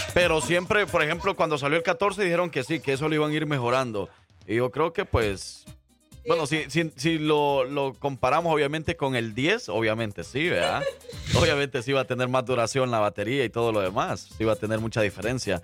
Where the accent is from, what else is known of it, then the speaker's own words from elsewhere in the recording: El Salvador; yo como salvadoreño